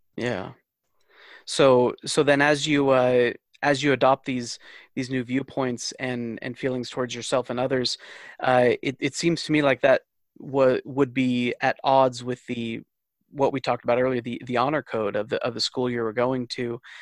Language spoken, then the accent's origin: English; Rexburg, Idaho, United States; very privileged male growing up in Rexburg